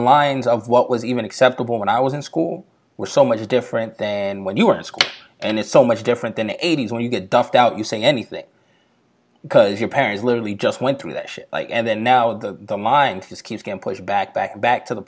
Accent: New York, United States; me growing up in New York

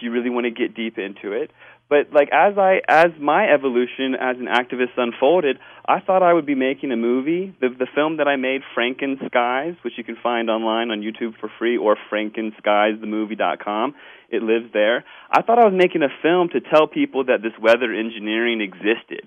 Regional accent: Washington, District of Columbia, United States; now in Northern California, United States; I grew up in Washington, D.C. area, and after moving to California

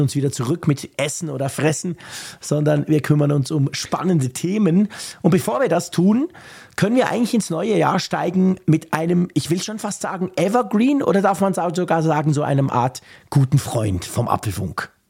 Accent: Bern, Switzerland; bei uns in Bern ist es so ein Quartier, das marzili quartier nennt sich

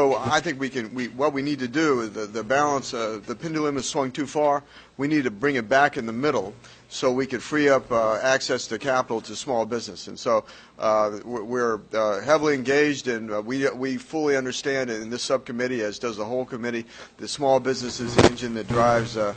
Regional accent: Colorado, United States; back in my home state, back in Colorado

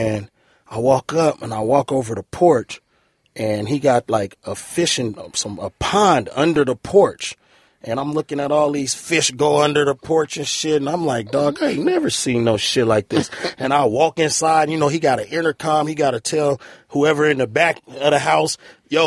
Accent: Long Beach, California, United States; I'm from Long Beach. I know, it's, you know, that's Crip City.

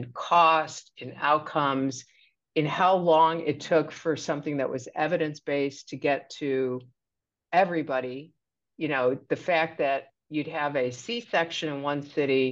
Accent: Chicago, Illinois, United States; So I grew up in the south side of Chicago in Hyde Park, which is in the same community as the University of Chicago

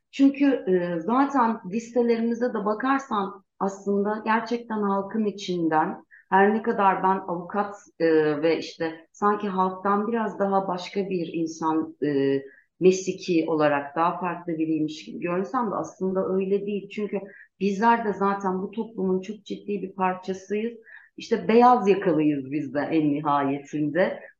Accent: Gaziantep, Turkey; born there; moved away as an adult; now in Ankara, Turkey; Ee, ben e, 1978'de Gaziantep'te doğdum. E, ee, 18 yaşından beri Ankara'da yaşıyorum. 20 yıldır da avukatlık yapıyorum.

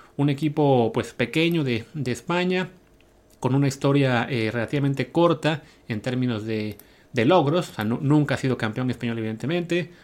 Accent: Mexico; como mexicanos

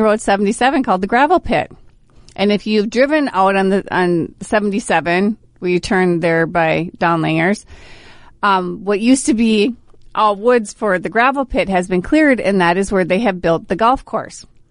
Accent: Brainerd, Minnesota, United States; Born and raised, Brainerd High School

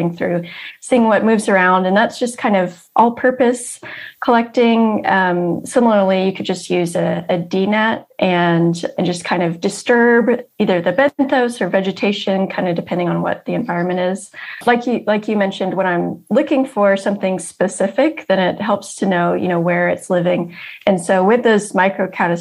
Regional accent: South Georgia, United States; where I grew up in South Georgia

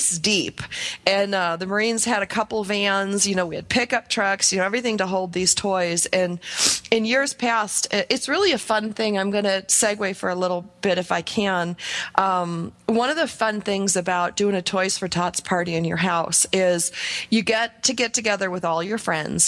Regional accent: Buffalo, New York, United States; I'm from Buffalo, New York, so we went to the Rich Stadium

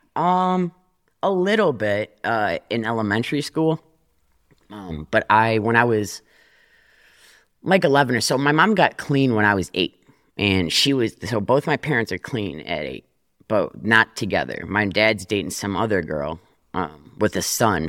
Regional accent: Detroit, Michigan, United States; I grew up in Detroit

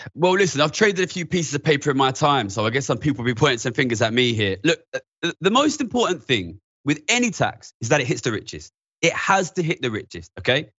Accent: London, United Kingdom; I'm from East London, near the financial centre.

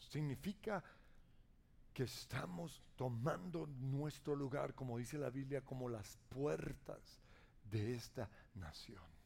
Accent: Colombia; como colombianos

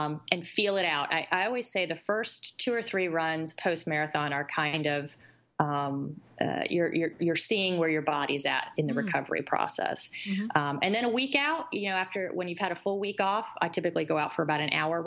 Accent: North Carolina, United States; accent: South; My South comes out in me. I'm from North Carolina

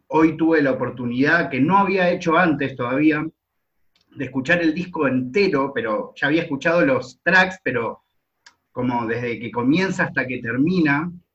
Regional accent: Argentina; soy de Argentina

